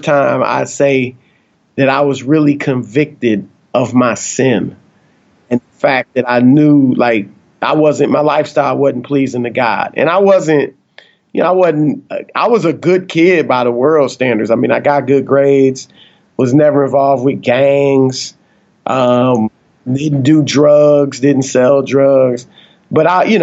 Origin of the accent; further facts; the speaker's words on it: Cleveland, Ohio, United States; I'm from Cleveland